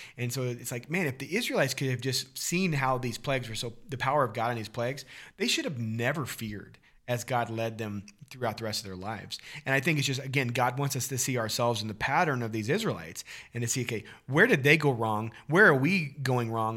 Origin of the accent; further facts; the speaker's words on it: Missouri, United States; growing up in Missouri